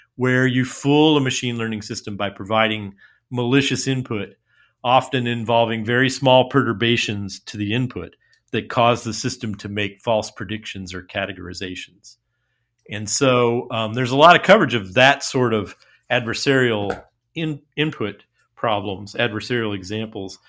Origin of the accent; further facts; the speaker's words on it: United States; as an American, um, and not just as a liberal American, but just as a plain old American.